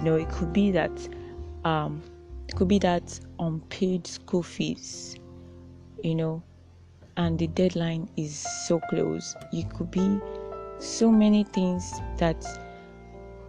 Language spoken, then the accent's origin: English; Nigeria; especially as a Nigerian